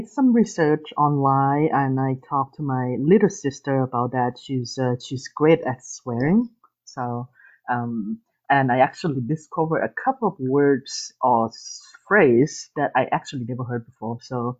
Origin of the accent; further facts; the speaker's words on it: Thailand; English is a second language; Yeah, definitely. I mean, I guess my family particularly, you know, like I actually never swear in Thai, almost never.